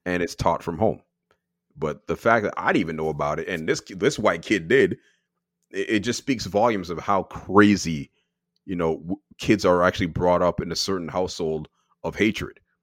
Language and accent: English; Canada; I am born here, but my parents are born in Barbados